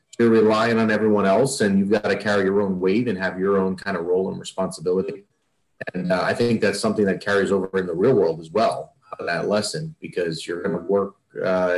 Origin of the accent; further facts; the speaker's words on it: Northern New Jersey, United States; also born or lived in Boston; So I am from Northern New Jersey. I've lived here all my life, except for the 4 years I went to college up in Boston.